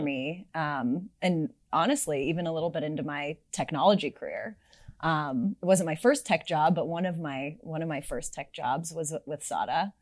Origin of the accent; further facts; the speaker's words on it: Sunnyvale, California, United States; I grew up in Silicon Valley, as you mentioned, actually in Sunnyvale